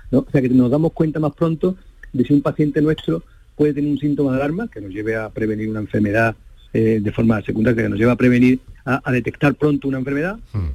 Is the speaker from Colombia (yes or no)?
no; Coripe, Andalusia, Spain; moved away as an adult; also born or lived in El Coronil / Pruna; now in Cañada Rosal, Spain; yo soy de un pueblo, yo nací en Coripe, en Sevilla, un pueblecito pequeño de la Sierra Sur de, Sevilla